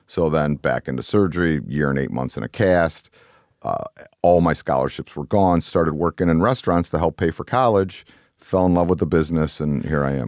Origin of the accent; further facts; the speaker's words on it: Cleveland, Ohio, United States; also born or lived in New York; I grew up in Cleveland